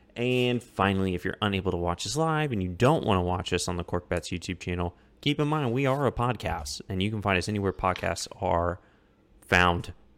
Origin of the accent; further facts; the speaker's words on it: Colombia; now in Austin, United States; my hometown in Colombia